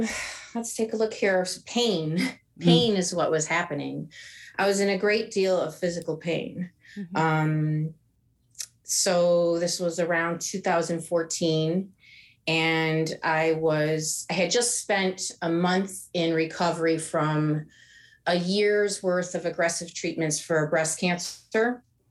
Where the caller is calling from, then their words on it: Oakland, California, United States; I'm calling from Oakland, California.